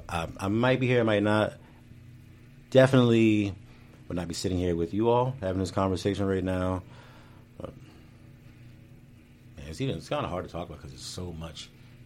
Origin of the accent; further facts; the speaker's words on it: Maryland, United States; Yeah, I'm from Southern Maryland. I'm closer to DC.